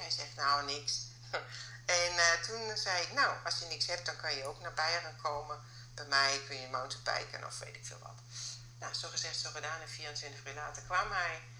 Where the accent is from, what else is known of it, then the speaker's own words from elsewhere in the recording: Germany; accent: German; Dutch is a second language; moved away as an adult; now in Netherlands; Ook met mijn Duitse paspoort, ook met mijn Duits accent